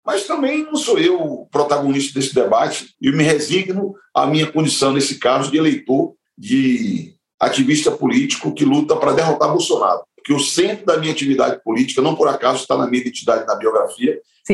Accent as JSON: {"language": "Portuguese", "town": "Salvador", "region": "Bahia", "country": "Brazil", "tie": "born or raised there", "moved": "as an adult", "lives_now": "São Paulo, Brazil", "said": "Eu nasci na Bahia, em Salvador"}